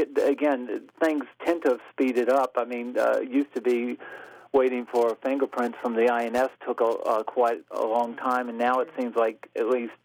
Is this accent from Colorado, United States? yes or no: no; Virginia, United States; moved away as an adult; now in Germany; I'm actually from Virginia, and I've been living in Germany since 1987.